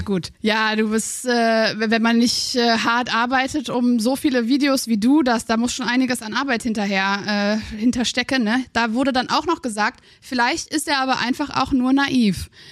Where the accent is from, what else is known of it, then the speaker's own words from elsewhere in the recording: Aachen, North Rhine-Westphalia, Germany; Ich bin aus Aachen